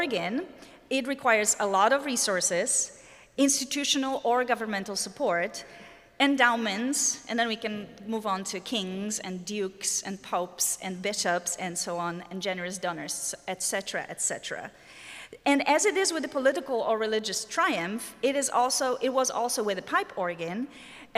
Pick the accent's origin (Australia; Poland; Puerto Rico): Poland; English is a second language; moved away as an adult; also born or lived in Germany / Netherlands; now in United States; I was born and lived in Poland, as you can probably detect from my accent, for about 30 years of my life